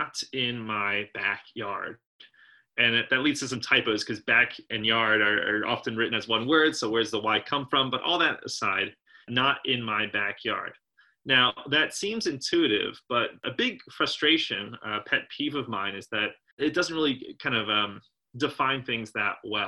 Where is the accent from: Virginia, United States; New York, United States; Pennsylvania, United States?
Pennsylvania, United States; southeastern; when I was growing up in Pennsylvania, southeastern Pennsylvania